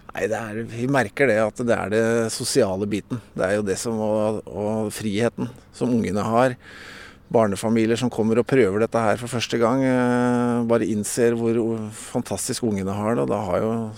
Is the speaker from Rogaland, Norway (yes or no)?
no; Bærum, Akershus, Norway; moved away as an adult; now in Bø, Norway; født og oppvokst i Bærum